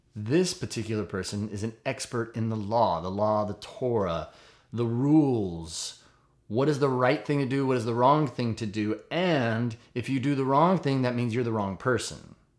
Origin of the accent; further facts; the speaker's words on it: United States; I'm an American